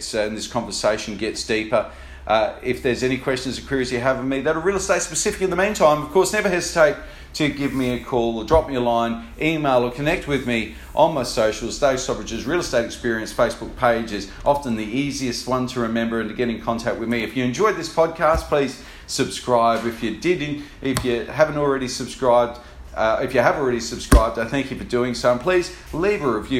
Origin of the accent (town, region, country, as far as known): Australia